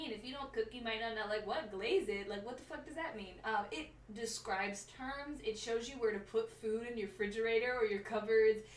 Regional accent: England, United Kingdom; I'm English. We drink tea.

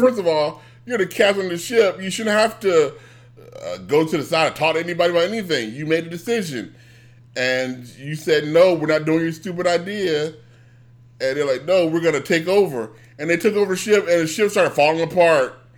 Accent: United States; I'm an American

